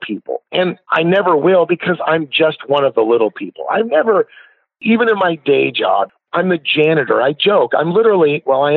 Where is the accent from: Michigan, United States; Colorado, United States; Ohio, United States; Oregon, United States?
Oregon, United States; Portland; here in my hometown of Portland, Oregon